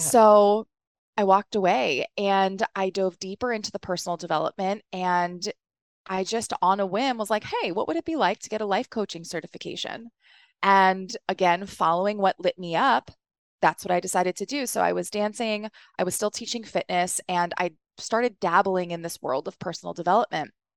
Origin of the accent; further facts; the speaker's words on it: East Coast, United States; also born or lived in New York; I grew up on the East Coast